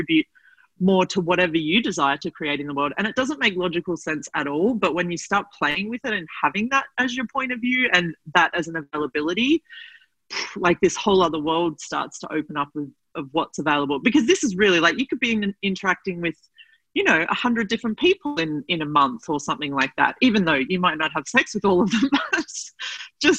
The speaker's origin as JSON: {"language": "English", "country": "Australia", "said": "I'm Australian"}